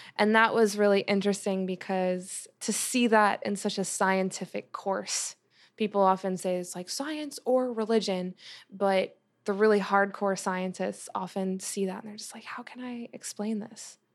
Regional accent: New Jersey, United States; moved away as an adult; also born or lived in Long Island, New York; now in Los Angeles, United States; when I moved from Long Island to Jersey

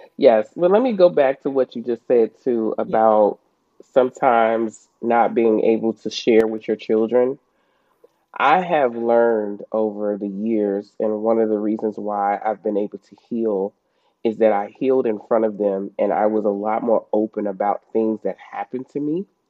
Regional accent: Chicago, Illinois, United States; moved away; I'm from, like you said, the states, but I'm originally from Chicago, um, Illinois

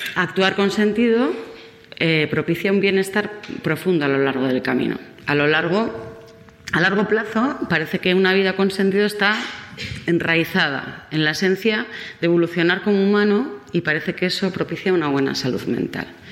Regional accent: Basque Country, Spain; soy vasca

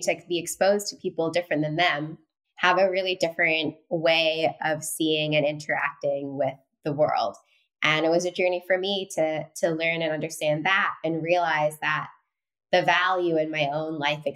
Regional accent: London, United Kingdom; also born or lived in Singapore; now in New York City, United States; But I was raised in Northwest London

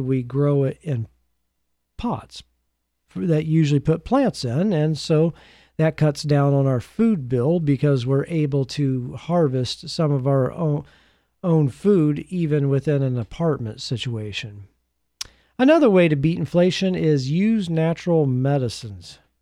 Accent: United States; as an American

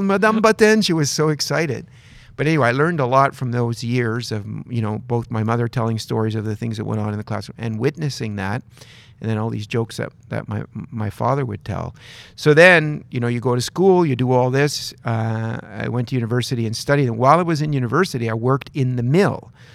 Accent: Dalhousie, New Brunswick, Canada; working in a paper mill in northern New Brunswick where I grew up in Dalhousie

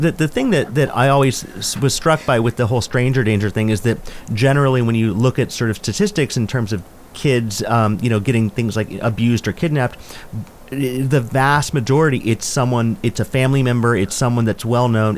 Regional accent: Northern California, United States; now in Upstate New York, United States; I grew up in Northern California

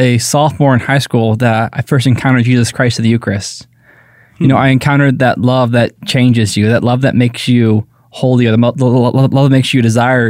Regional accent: Fort Wayne, Indiana, United States; also born or lived in Cedar Rapids, Iowa; So I was born in Cedar Rapids, Iowa. Uh-huh. I was out there for 2 years. And I decided to move back to Fort Wayne when I was 2.

